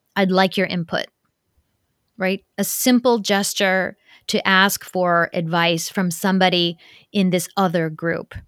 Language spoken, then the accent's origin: English; Ohio, United States; also born or lived in Tokyo, Japan; I grew up in Ohio